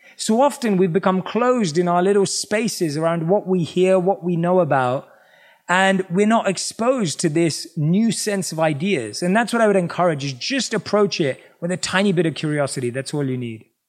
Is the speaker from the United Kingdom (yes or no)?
yes; London, United Kingdom; born or raised there